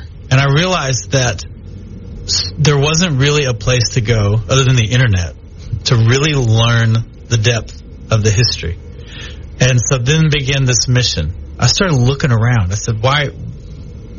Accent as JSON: {"language": "English", "region": "Texas", "country": "United States", "tie": "born or raised there", "also_born_or_lived": "Louisiana", "moved": "yes", "lives_now": "Shreveport, United States", "said": "I'm a Texan, okay? I was born and raised in Texas. And so I came over here to Louisiana"}